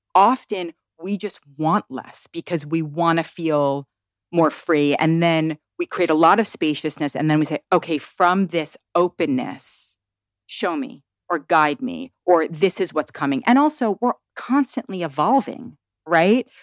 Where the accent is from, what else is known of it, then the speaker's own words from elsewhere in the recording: New York City, New York, United States; now in Tennessee, United States; I grew up in Manhattan and I moved to the woods of Tennessee